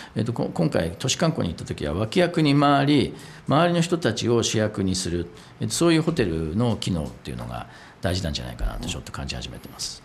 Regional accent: Nagano, Japan; 大阪長野県出身で、はいまだに長野県に自宅があって

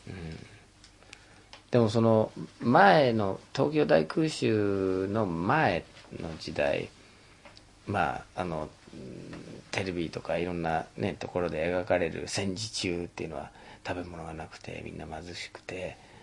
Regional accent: Detroit, Michigan, United States; born or raised there; Japanese is a second language; moved away as an adult; now in Tokyo, Japan

